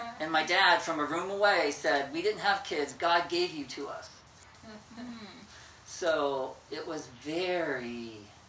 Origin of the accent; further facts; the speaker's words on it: near Lafayette, Indiana, United States; My hometown was 15 miles from the Illinois state line